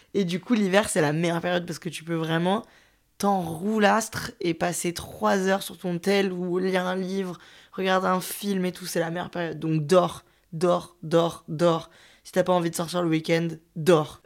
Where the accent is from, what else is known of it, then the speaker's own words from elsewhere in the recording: Lyon, Auvergne-Rhône-Alpes, France; en tant que lyonnaise, je suis très très proche de des stations de ski